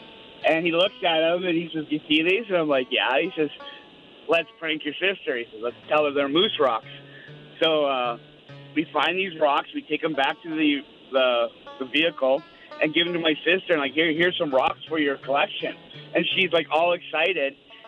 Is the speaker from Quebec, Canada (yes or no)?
no; Creighton, Saskatchewan, Canada; I lived up in northern Saskatchewan, up around Creighton, Flin Flon area.